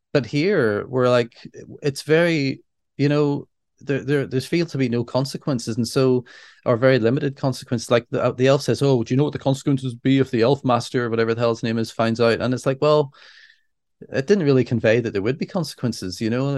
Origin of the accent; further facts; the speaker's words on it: Northern Ireland, United Kingdom; we're Northern Irish.